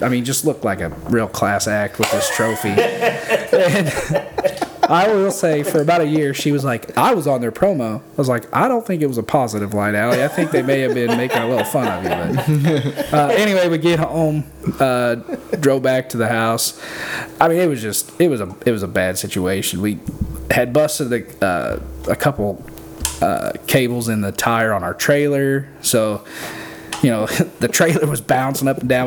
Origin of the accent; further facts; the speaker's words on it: Benton, Illinois, United States; I'm out of Benton, Illinois, uh, with Janky Leg Barbecue